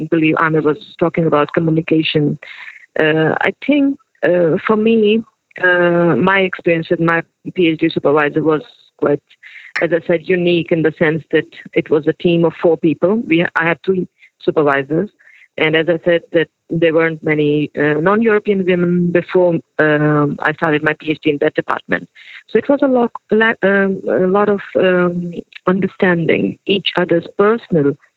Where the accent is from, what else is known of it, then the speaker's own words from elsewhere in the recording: Pakistan; and I was from Pakistan.